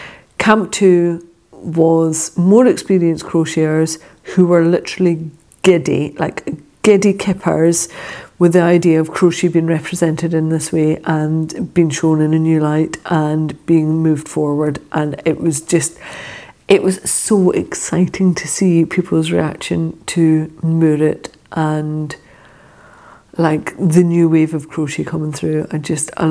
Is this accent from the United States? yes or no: no; Scotland, United Kingdom; accent: Scottish; my Scottish accent